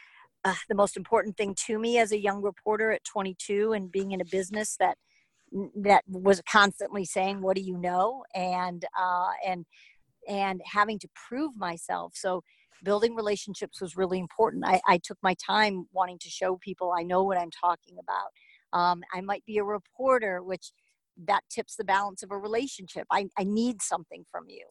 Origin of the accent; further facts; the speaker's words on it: Chicago, Illinois, United States; to Chicago, my hometown